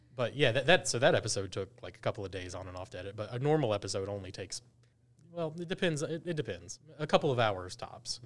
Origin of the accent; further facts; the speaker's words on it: Gastonia, North Carolina, United States; I'm from Gaston County